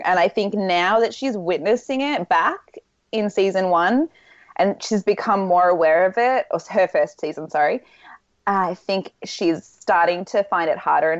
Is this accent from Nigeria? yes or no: no; Australia; I'm from Australia.